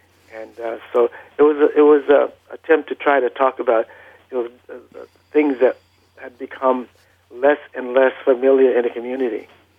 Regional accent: Los Angeles, California, United States; also born or lived in Vicksburg, Mississippi; I was born in Mississippi. I was born in Vicksburg, Mississippi. But you know, we moved out to Los Angeles at a very early age. I was still in diapers when I came out here.

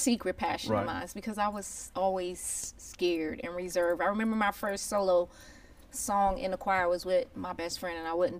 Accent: Plainfield, New Jersey, United States; I grew up in Plainfield.

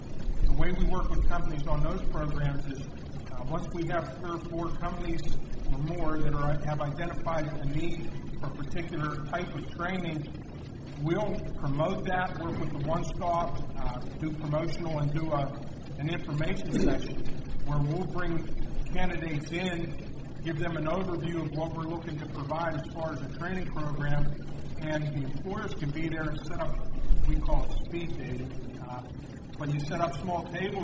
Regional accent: Pittsburgh, Pennsylvania, United States; moved away; I'm from Pittsburgh

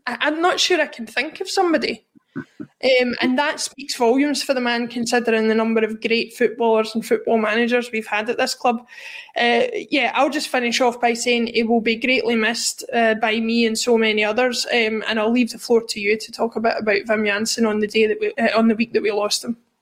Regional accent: Glasgow, Scotland, United Kingdom; growing up in Glasgow at the time

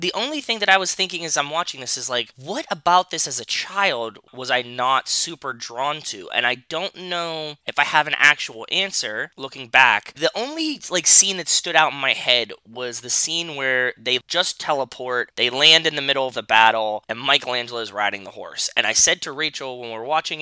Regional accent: Pittsburgh, Pennsylvania, United States; as a kid growing up in Pittsburgh

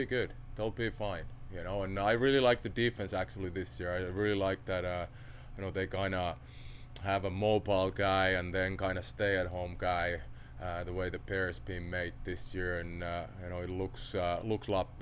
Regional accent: Finland; born or raised there; English is a second language; moved away as an adult

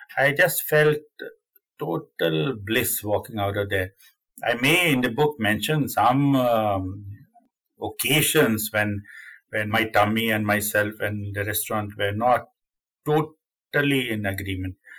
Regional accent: Sweden; also born or lived in Finland; I'm Sweden from Sweden. I'm Swedish.

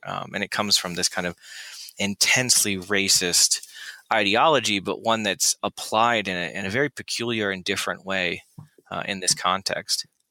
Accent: Florida, United States; I grew up in Florida

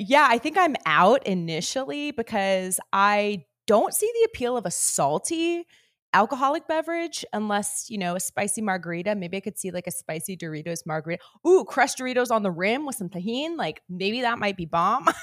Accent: Northern California, United States; I grew up in Northern California

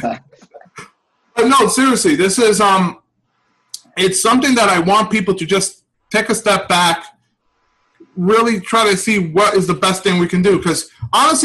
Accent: New York City, New York, United States; moved away as an adult; I'm originally from the Bronx. I recently moved

